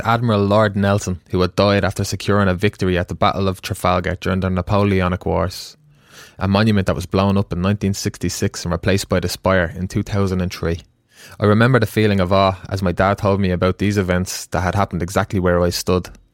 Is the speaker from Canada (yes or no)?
no; Ireland